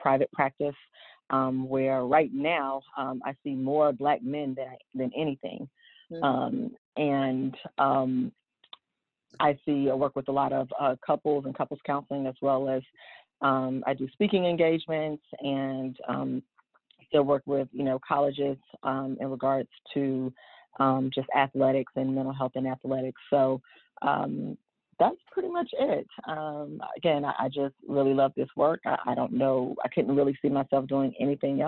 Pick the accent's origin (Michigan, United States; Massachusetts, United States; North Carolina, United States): North Carolina, United States; Charlotte; I am originally from Charlotte, born and raised.